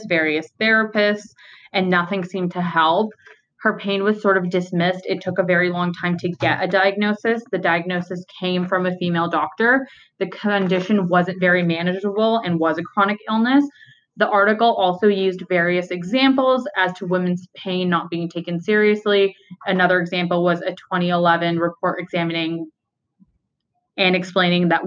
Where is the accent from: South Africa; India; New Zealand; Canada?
Canada; Ontario; I've only ever lived in Ontario